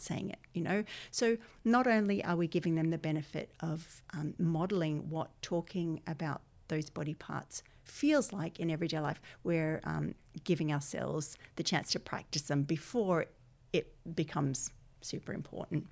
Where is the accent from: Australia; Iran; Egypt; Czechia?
Australia; accent: Australian; moved away as an adult; now in Ireland; my accent is Australian, but I've lived here twenty-one years